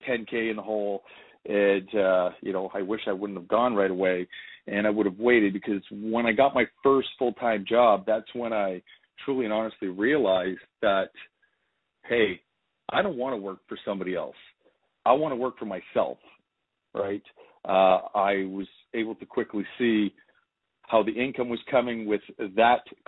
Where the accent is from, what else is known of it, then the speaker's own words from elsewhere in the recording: Timmins, Ontario, Canada; I come from Ontario, Canada, small little city. Timmins, Ontario, 45,000 our population.